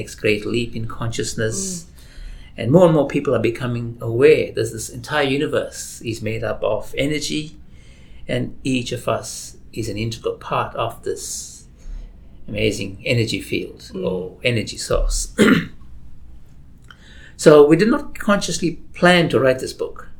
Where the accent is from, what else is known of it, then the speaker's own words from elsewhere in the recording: South Africa; moved away as an adult; now in Australia; I was born and raised in South Africa